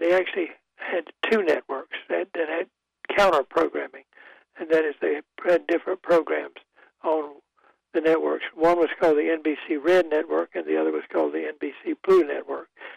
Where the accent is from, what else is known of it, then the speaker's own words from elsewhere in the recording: Goldsboro, North Carolina, United States; I grew up in Goldsboro, North Carolina